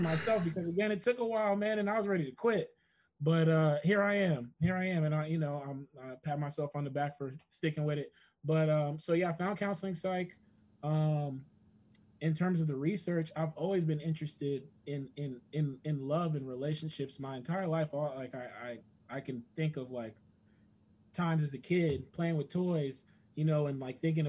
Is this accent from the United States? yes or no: yes; New Jersey, United States; moved away as an adult; also born or lived in Atlanta / Washington, D.C.; now in Kentucky, United States; I'm from Jersey, New York is my backyard